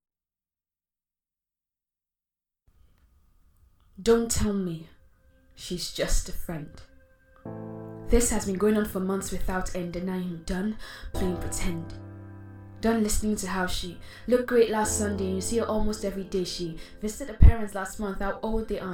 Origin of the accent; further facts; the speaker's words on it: Nigeria; As a Nigerian spoken word artist